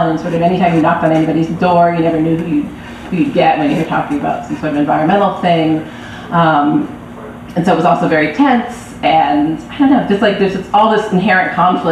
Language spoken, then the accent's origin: English; Berkeley, California, United States; I grew up in Berkeley